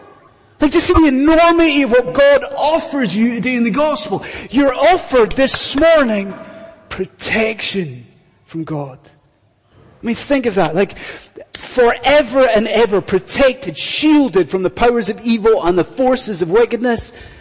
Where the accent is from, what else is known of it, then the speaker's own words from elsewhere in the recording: Scotland, United Kingdom; I've done it once, and as a Scottish Highlander, I withered.